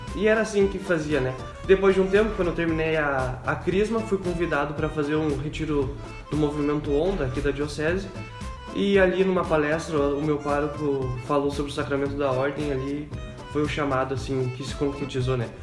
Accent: Parobé, Rio Grande do Sul, Brazil; Sou da cidade de Parobé

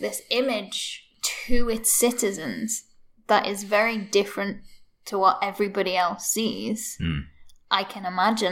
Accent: United Kingdom; I hate being British

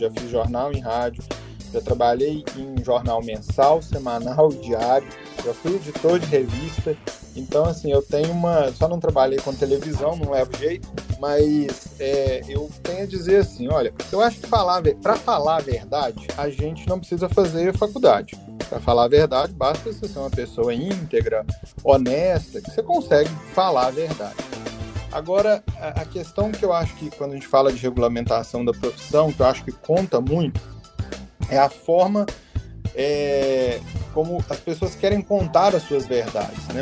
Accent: Bambuí, Minas Gerais, Brazil; eu sou nascido na cidade de Bambuí, em Minas Gerais, uma cidade do centro-oeste mineiro

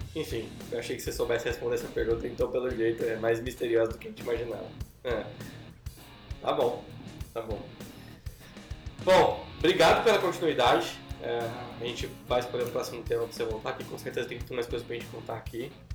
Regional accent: Brazil; eu sou brasileiro

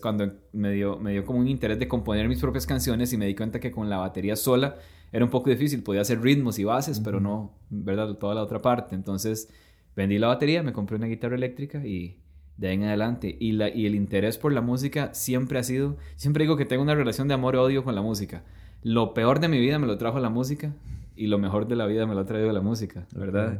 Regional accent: Costa Rica; somos costarricenses

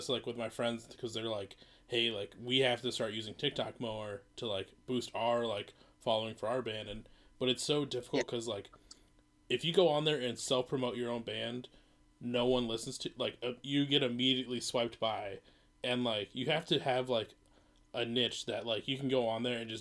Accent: Minnesota, United States; I'm from Minnesota. We have cold weather

